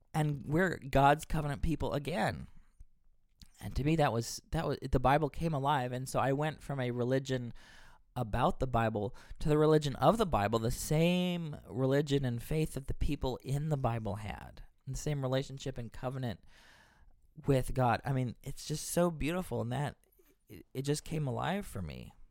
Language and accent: English; Texas, United States; moved away as an adult; now in Boston, United States; I'm from Texas. I moved here to Boston a number of years ago.